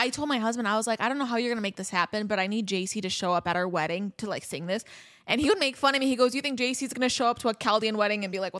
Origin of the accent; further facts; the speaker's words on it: Scottsdale, Arizona, United States; also born or lived in Michigan; Like I was born in Michigan. I grew up in Scottsdale. Like I was there for about 12 years, grew up there.